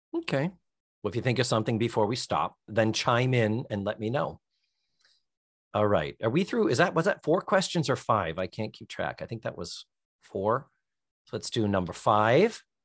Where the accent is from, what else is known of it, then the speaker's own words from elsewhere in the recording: Brockton, Massachusetts, United States; moved away; They're up in Brockton. They're still up in my hometown